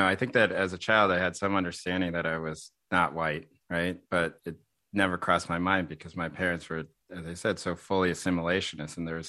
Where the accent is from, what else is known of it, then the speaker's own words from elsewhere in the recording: Boston, Massachusetts, United States; when I was 6 or 7 years old, we moved to the suburbs for a little bit in Boston.